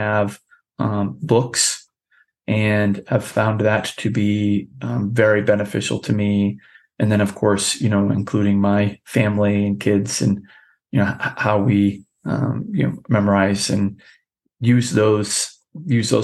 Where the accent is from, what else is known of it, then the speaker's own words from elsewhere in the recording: New Hampshire, United States; ran for governor here in my home state